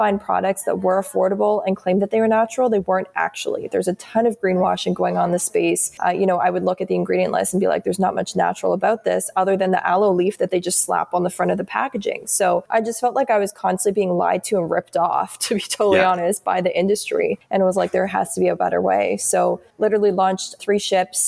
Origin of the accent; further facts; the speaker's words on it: Canada; also born or lived in Toronto, Ontario; I'm Canadian. So we're based out of Toronto, Ontario.